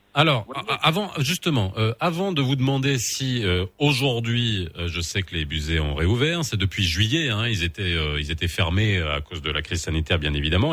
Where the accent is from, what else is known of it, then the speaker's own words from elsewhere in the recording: Morocco; on connaît notre Maroc, on le connaît par cœur, on y a grandi.